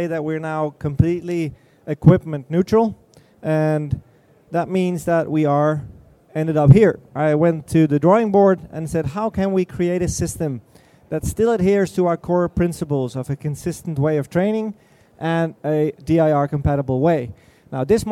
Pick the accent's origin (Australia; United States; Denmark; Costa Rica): Denmark; I'm from Denmark